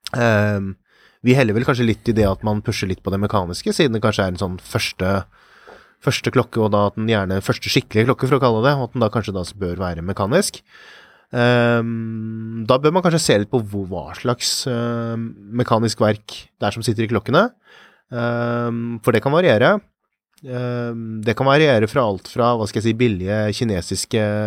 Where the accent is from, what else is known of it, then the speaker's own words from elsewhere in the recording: Norway; for oss her hjemme i Norge